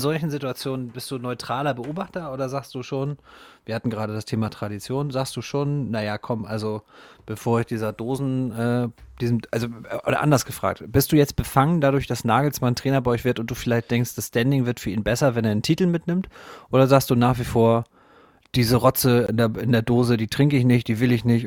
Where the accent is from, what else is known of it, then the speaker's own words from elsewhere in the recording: Northern Germany, Germany; als Norddeutscher